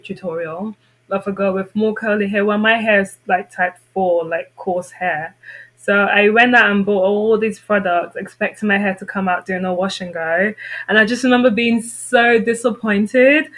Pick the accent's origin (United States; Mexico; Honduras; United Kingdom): United Kingdom; London; moved away as an adult; growing up in London where there's so much diversity